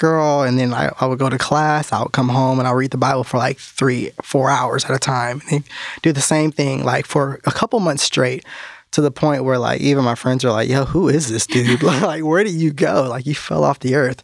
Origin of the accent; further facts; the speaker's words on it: California, United States; moved away as an adult; now in North Carolina, United States; I was born and raised in California, and I didn't even get out here until about 5 years ago to North Carolina